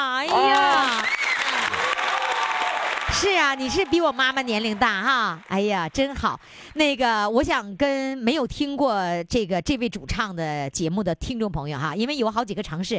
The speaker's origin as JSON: {"language": "Chinese", "country": "China", "said": "不要，我是中国人，随便问。"}